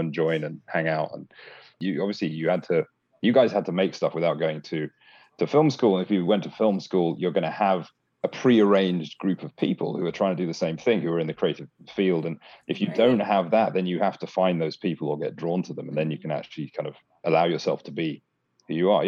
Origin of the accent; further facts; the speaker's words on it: London, United Kingdom; accent: British; moved away as an adult; also born or lived in Bangladesh / Washington, D.C. / Australia / Paris; now in United States; I moved to the UK when I was pretty young, grew up mainly in London.